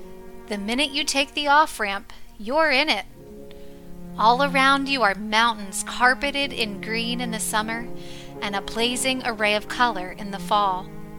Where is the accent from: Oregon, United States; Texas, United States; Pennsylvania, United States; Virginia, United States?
Pennsylvania, United States; Renovo; I'm from Renovo, we say with a smile.